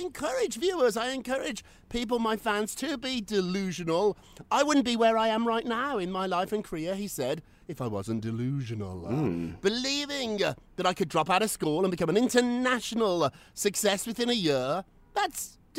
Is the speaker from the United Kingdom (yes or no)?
yes; Birmingham, West Midlands, United Kingdom; now in New York, United States; If somebody told me when I was a little kid growing up in Birmingham, England, that I would be living in New York talking to Loopy Lou on Thursdays, I'd be like, that's delusional.